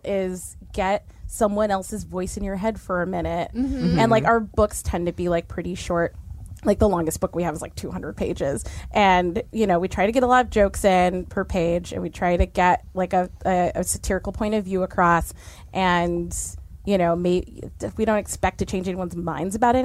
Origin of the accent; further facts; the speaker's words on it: Orange County, California, United States; now in Los Angeles, United States; I grew up in Orange County, California, too.